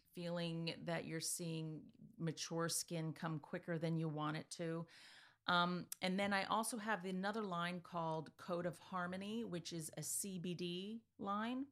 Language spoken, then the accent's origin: English; Easton, Pennsylvania, United States; also born or lived in California; I was born in California and, you know, blah-de-blah. We ended up in Easton